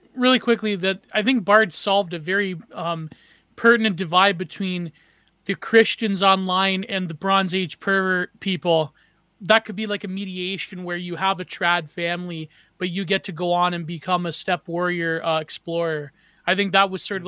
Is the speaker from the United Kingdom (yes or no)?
no; Canada